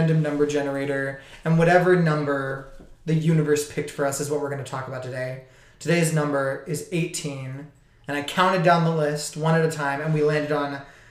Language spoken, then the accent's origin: English; Austin, Texas, United States; moved away; I went back to Austin, Texas